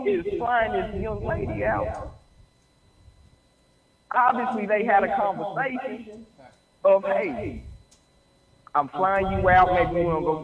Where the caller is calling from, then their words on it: Texas, United States; I'm calling from Texas